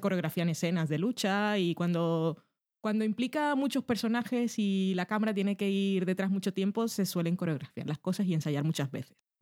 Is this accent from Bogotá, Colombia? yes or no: no; Barranquilla, Atlántico, Colombia; moved away